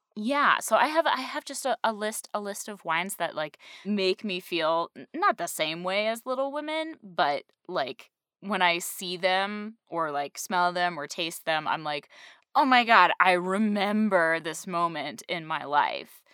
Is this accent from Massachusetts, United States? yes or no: yes; Western Massachusetts, United States; moved away; I grew up in Western Massachusetts